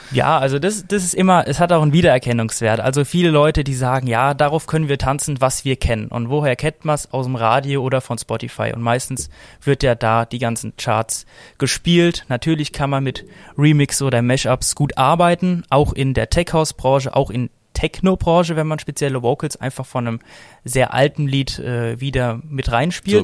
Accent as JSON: {"language": "German", "town": "Frankfurt", "region": "Hesse", "country": "Germany", "tie": "born or raised there", "said": "Ich bin hier auch aufgewachsen in Frankfurt"}